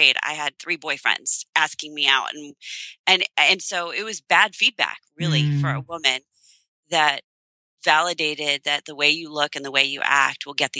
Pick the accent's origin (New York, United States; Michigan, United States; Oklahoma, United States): New York, United States; Long Island; moved away as an adult; also born or lived in Illinois; now in Pennsylvania, United States; we just moved this past late spring, beginning of the summer, from a boarding school that we had lived at in Long Island for 18 years. Wow. And it's my hometown.